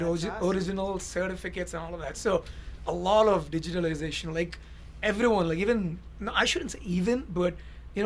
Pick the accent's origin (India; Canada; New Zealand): India; first language Tamil; English is a second language; moved away as an adult; now in United States; my native tongue is Tamil, but I speak very fluent Tamil